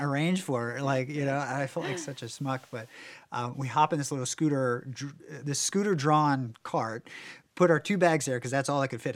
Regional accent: Warrenton, United States; moved away; in my small town where I grew up in Warrenton

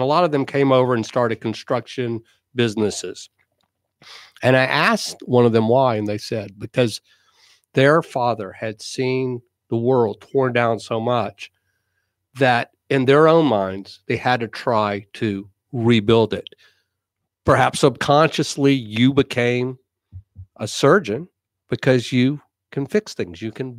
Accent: Columbia, South Carolina, United States; I grew up in Columbia, South Carolina. And Columbia, South Carolina has a fairly large Jewish community.

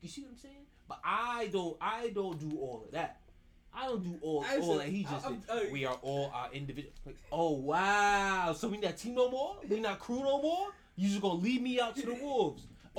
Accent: New York, United States; now in Florida, United States; I'm a Caribbean from New York.

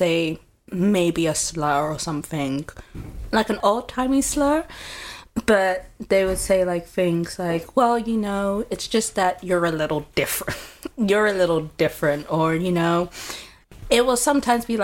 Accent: United Kingdom; moved away as an adult; now in Groningen, Netherlands; I'm living in Groningen, but I originally come from the UK

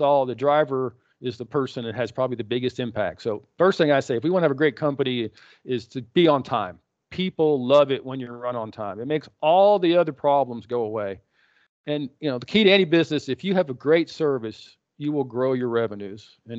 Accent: Texas, United States; we grew up in West Texas.

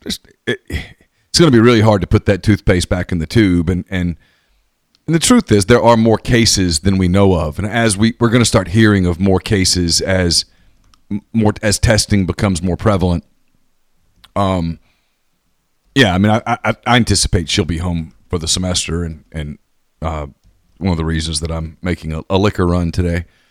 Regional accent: United States; I'm an American

